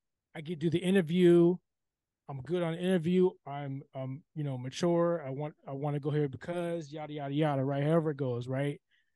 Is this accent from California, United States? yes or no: yes; California, United States; I'm from California.